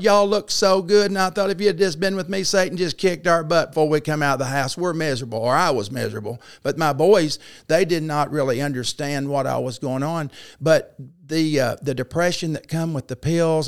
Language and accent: English; Paragould, Arkansas, United States; also born or lived in Flint, Michigan; I grew up in Paragould, so I, I'm fifty-nine years old, and I was born in Flint, Michigan, but we moved here shortly thereafter